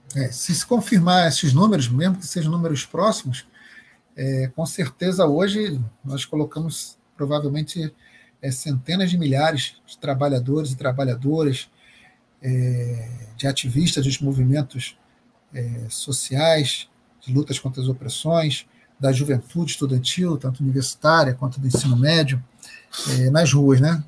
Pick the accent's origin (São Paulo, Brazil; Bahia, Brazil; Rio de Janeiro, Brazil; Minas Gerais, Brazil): Bahia, Brazil; Salvador, Bahia, minha terra. Não Salvador, mas a Bahia